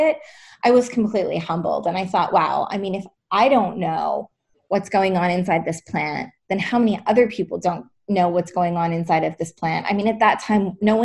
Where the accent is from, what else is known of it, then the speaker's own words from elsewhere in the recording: British Columbia, Canada; I grew up in British Columbia, actually.